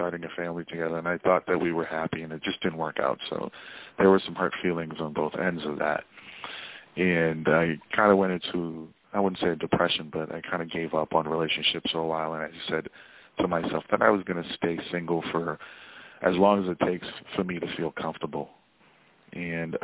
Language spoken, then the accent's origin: English; Boston, Massachusetts, United States; I am from Boston